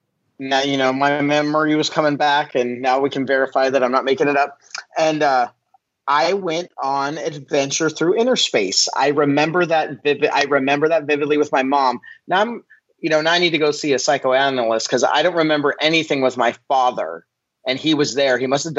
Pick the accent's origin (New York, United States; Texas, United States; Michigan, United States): Michigan, United States; And then I'm thinking we came from Michigan. So this seems like a California-ish thing to do.